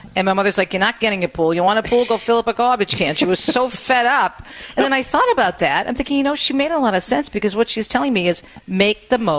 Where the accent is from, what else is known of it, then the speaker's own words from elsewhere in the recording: Jersey City, New Jersey, United States; And when I was a kid growing up in Jersey City, I had 9 brothers and sisters, and we all shared one bike, one sled.